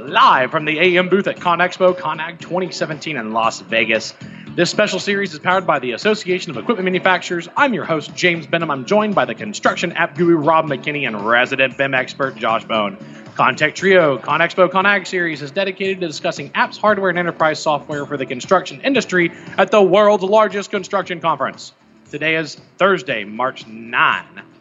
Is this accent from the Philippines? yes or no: no; Israel; moved away as an adult; now in Bay Area, United States; Sure, I'm from Israel.